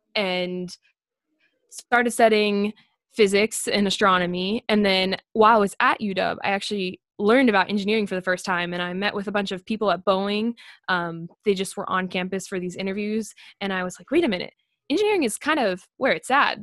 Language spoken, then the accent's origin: English; Las Vegas, Nevada, United States; moved away; I grew up in Las Vegas, which is right next to an Air Force base